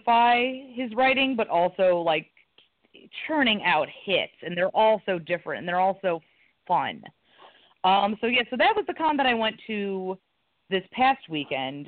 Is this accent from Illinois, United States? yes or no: yes; Chicago, Illinois, United States; my hometown's